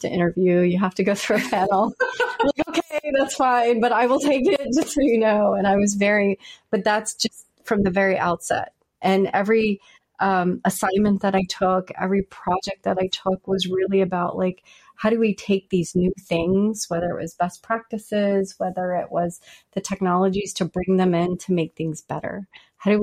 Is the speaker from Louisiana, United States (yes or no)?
yes; Louisiana, United States; moved away; also born or lived in Virginia; I'm from Louisiana